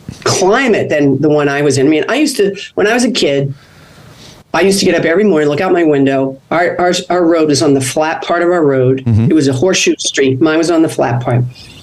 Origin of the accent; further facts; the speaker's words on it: Boston, Massachusetts, United States; I was living at home with my family because I was from the Boston area.